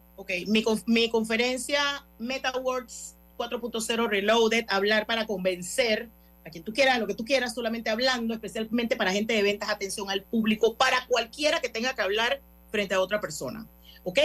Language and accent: Spanish; Panama; yo vengo aquí con mi otro acento y panameña